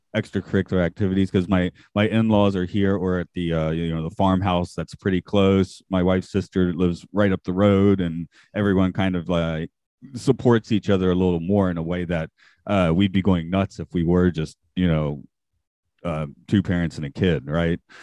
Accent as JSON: {"language": "English", "town": "Atlanta", "region": "Georgia", "country": "United States", "tie": "born or raised there", "moved": "yes", "said": "I grew up in Atlanta"}